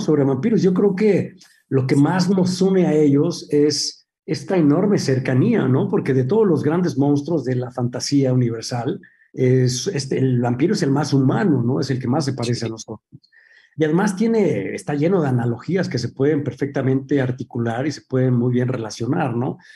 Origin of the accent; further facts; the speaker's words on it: Mexico; moved away as an adult; also born or lived in New York; yo crecí haciendo teatro en la Compañía Nacional de Teatro